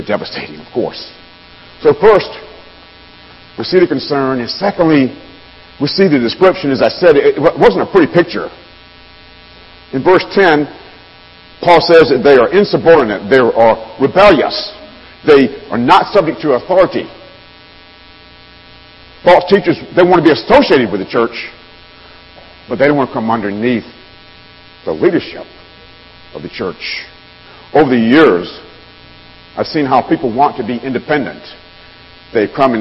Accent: the South, United States; Being a Southerner

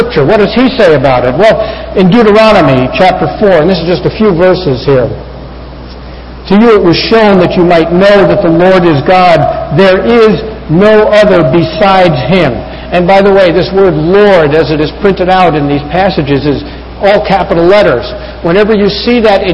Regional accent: United States; as Americans

